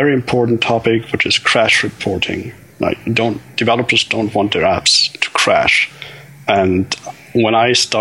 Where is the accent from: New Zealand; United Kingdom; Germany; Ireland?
Germany; I'm from Germany